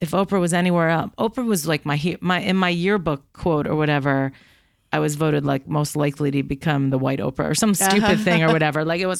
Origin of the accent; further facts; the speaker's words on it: Chicago, Illinois, United States; Right. I mean, for growing up in Chicago.